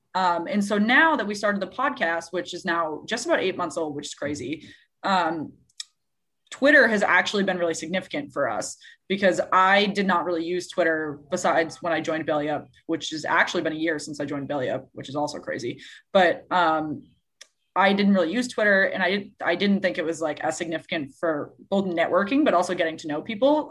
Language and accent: English; Massachusetts, United States; I grew up in Massachusetts